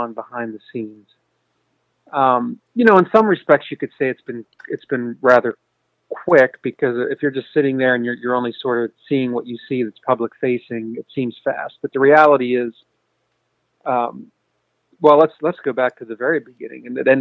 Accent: Pennsylvania, United States; my home state here in Pennsylvania

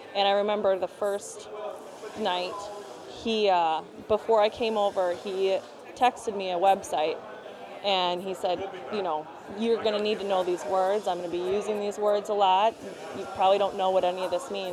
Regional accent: Brookfield, Wisconsin, United States; also born or lived in Milwaukee; I grew up in Brookfield, which is 20 minutes outside the city of Milwaukee, 20 minutes west

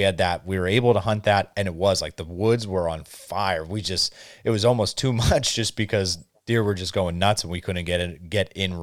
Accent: Northeast Pennsylvania, United States; now in central Pennsylvania, United States; back at home where I grew up in Northeast PA, it always seems to be like the rut is a little bit earlier compared to what it is here where I live now in central Pennsylvania.

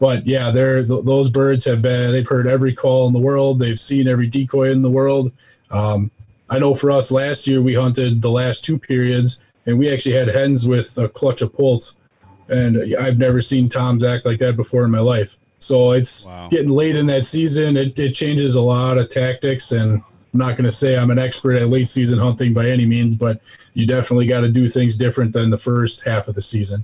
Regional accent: southeast Wisconsin, United States; southeast Wisconsin

